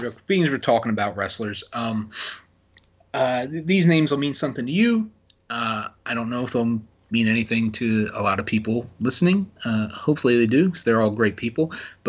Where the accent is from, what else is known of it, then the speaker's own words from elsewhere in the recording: Hamilton, Ontario, Canada; Sonya / Daria Bernardo is from close to my hometown of Hamilton. She's right up the road. She's very familiar with Hamilton.